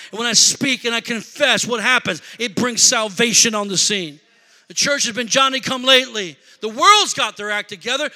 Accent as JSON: {"language": "English", "town": "Rockford", "region": "Illinois", "country": "United States", "moved": "yes", "lives_now": "Milwaukee, United States", "said": "I'm from Rockford, Illinois"}